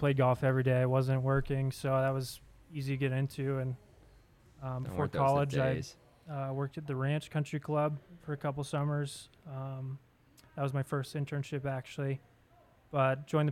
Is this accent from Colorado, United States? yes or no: yes; Broomfield, Colorado, United States; I grew up in Colorado, Broomfield raised